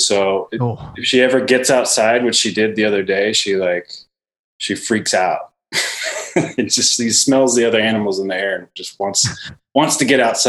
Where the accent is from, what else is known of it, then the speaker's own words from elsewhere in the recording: Richmond, Virginia, United States; moved away as an adult; now in Los Angeles, United States; Probably like 12, 13 years or so, but I'm originally from Virginia.